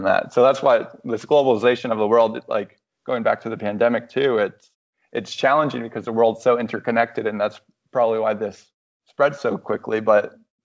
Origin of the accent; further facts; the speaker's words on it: Orlando, Florida, United States; moved away as an adult; also born or lived in New York / St. Louis / Chicago / Denver; I was born in Orlando